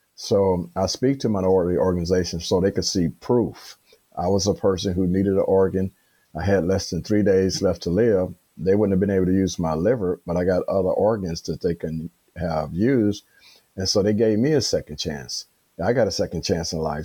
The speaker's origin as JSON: {"language": "English", "town": "Chicago", "region": "Illinois", "country": "United States", "tie": "born or raised there", "said": "born and raised in Chicago"}